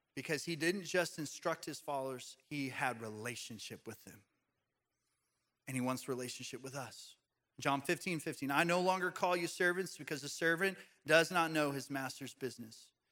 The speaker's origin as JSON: {"language": "English", "country": "United States", "said": "as American Christians"}